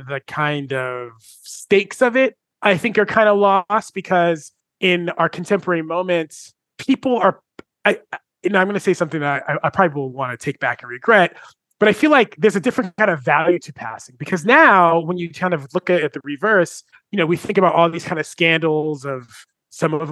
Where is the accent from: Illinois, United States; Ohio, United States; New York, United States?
New York, United States; I'm from New York, so I think about the New York Post